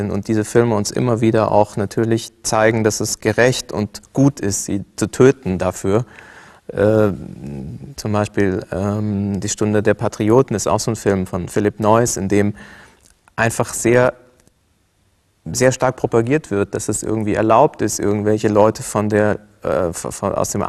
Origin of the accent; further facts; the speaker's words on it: Cairo, Cairo Governorate, Egypt; das Bild, äh, mit dem ich auch groß geworden bin in Kairo, ist ein ganz anderes Bild vom Islam.